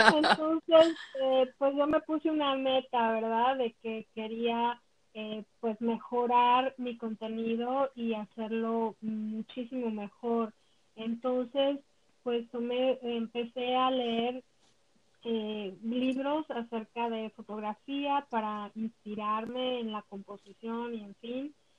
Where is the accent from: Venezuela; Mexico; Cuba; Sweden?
Mexico; moved away as an adult; now in Orlando, United States; soy originalmente de México, toda mi vida la, la viví en México